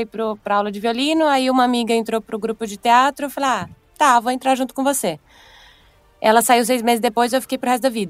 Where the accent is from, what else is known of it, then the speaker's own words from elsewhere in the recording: Mato Grosso, Brazil; Eu sou do Mato Grosso, mas fui para UFMG fazer a faculdade de teatro lá.